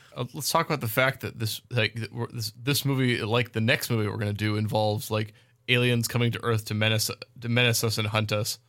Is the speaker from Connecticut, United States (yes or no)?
no; Birdemic's setting, California, United States; it took place, like, in my hometown